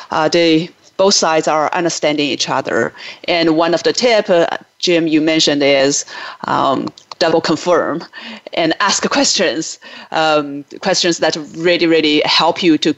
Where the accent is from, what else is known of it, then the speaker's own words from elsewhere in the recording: China; moved away as an adult; now in United States; I grew up in China, but I lived in the U.S. for 20 years now.